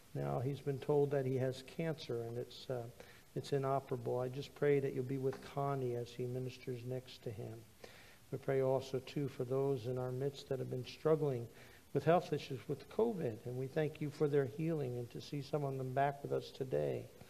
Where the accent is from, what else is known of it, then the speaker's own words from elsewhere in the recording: United States; growing up in the United States, I had a great history teacher